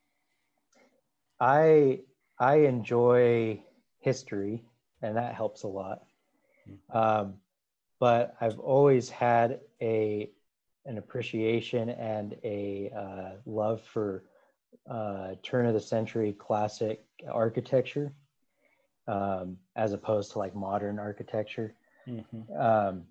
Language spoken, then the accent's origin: English; Pocatello, Idaho, United States; also born or lived in Utah; I born and raised in Pocatello.